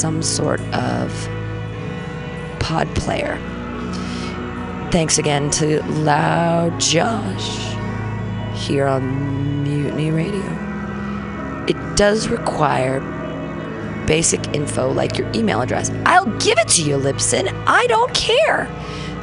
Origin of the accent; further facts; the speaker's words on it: Danville, California, United States; now in San Francisco, United States; I grew up in Danville with all the rich kids